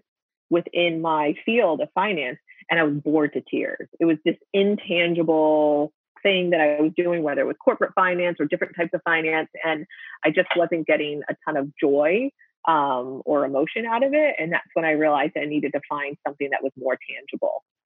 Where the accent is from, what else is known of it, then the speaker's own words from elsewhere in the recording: Pennsylvania, United States; also born or lived in Pittsburgh; the city that was furthest from my hometown, but was still in state